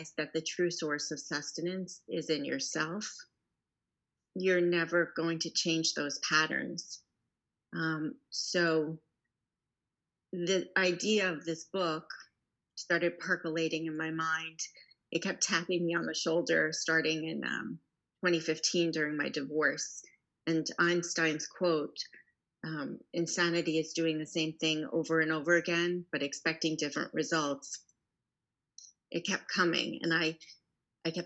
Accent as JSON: {"language": "English", "area": "Long Island", "region": "New York", "country": "United States", "tie": "born or raised there", "moved": "yes", "lives_now": "Houston, United States", "said": "I grew up in New York on Long Island"}